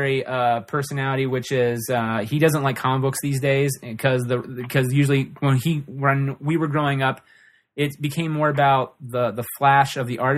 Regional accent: Ohio, United States; I'm from Ohio

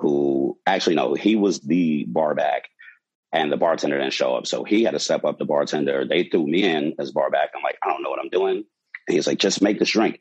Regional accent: New York City, New York, United States; back when I was about 16, you know, growing up in Brooklyn

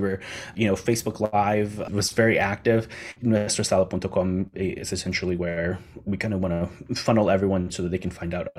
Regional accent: John's Island, South Carolina, United States; And so we decided to host one in that place where I grew up on John's Island.

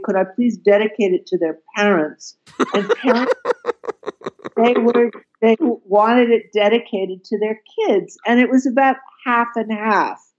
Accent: Atlanta, Georgia, United States; moved away as an adult; now in Berlin, Germany; I was born in Atlanta, Georgia, but have spent most of my adult life in Berlin

